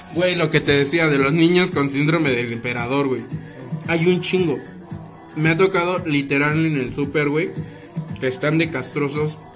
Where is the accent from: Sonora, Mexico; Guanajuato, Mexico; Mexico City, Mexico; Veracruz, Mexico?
Mexico City, Mexico; los chilangos, güey, si metemos todo en un bolillo